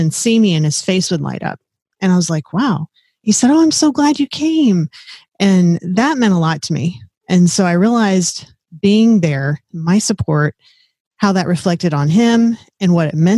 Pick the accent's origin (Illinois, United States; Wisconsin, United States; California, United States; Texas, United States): Texas, United States; South; moved away as an adult; also born or lived in Fort Riley, Kansas; I grew up in South Texas down by the Gulf of Mexico, where it's hot, muggy, warm